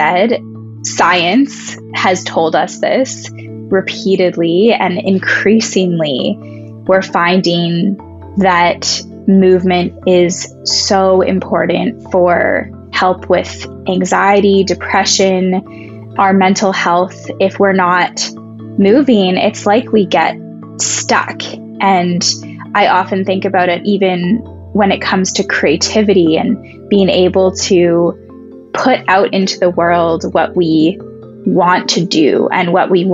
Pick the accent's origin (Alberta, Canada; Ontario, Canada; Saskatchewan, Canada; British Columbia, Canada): British Columbia, Canada; Vancouver; I actually was born and raised in Vancouver, so have lived here all of my life